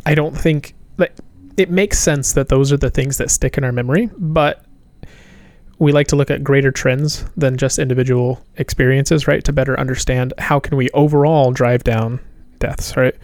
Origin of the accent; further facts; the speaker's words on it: Appalachia, United States; moved away; also born or lived in Manhattan, New York; I grew up in the South. I grew up in Appalachia